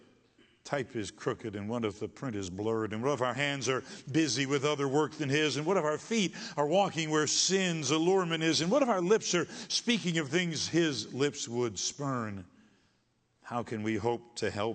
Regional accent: Michigan, United States; I was from Michigan

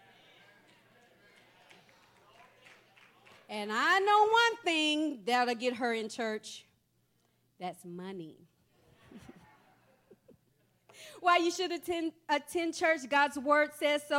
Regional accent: Texas, United States; moved away; I'm from Texas

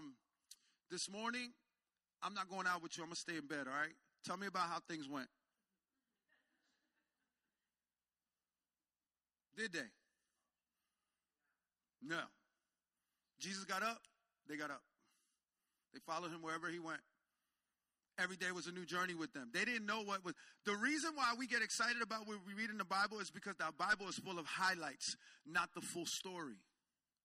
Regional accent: Jersey Shore, New Jersey, United States; I'm from the Jersey Shore area, so I got a beach.

